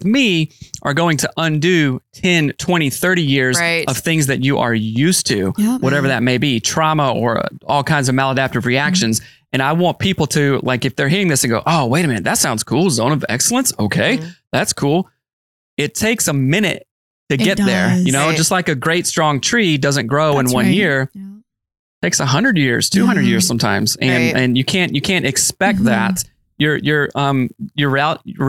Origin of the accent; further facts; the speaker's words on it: the South, United States; I'm from the South